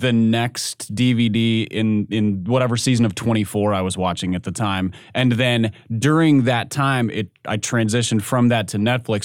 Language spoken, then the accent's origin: English; Minnesota, United States; moved away; my home state, I don't I don't miss the accent